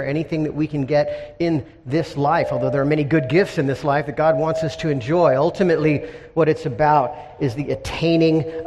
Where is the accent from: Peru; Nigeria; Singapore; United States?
United States; Encinitas, California; in Encinitas, my hometown